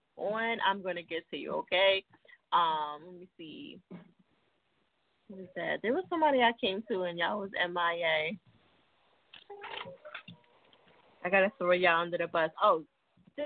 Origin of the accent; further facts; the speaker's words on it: New Jersey, United States; now in Philadelphia, United States; I'm from Jersey